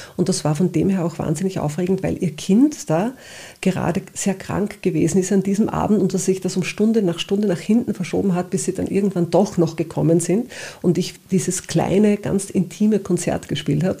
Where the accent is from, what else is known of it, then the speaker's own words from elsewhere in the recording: Upper Austria, Austria; now in Vienna, Austria; ich bin gebürtige Oberösterreicherin